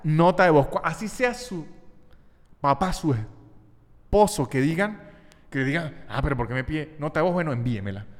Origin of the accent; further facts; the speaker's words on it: Venezuelan Andes, Venezuela; also born or lived in Mexico; now in Argentina; Yo soy muy andino.